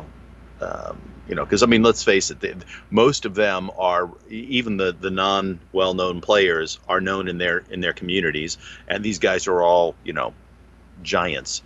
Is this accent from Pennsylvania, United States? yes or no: no; New Mexico, United States; I grew up in New Mexico